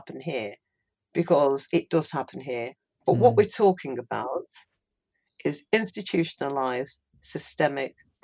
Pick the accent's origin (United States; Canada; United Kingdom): United Kingdom; We are British. We're born here.